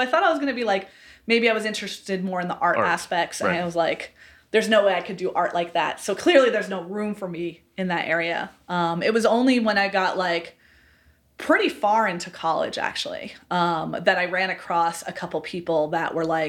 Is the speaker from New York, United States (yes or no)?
yes; upstate New York, United States; So I'm from upstate New York originally.